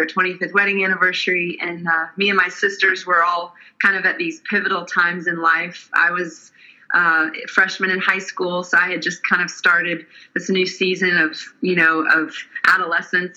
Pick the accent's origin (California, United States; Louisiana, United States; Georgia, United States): Georgia, United States; Atlanta; also born or lived in Nashville, Tennessee; I'm originally from the Atlanta, Georgia area, and then I moved to Nashville to go to college